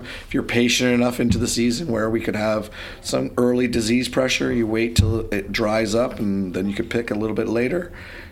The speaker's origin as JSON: {"language": "English", "region": "Ontario", "country": "Canada", "said": "being Canadian"}